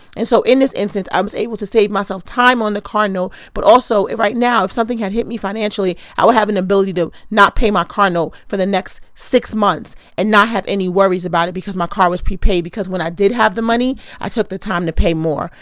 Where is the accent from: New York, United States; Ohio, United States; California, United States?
New York, United States; New York City; I'm from Queens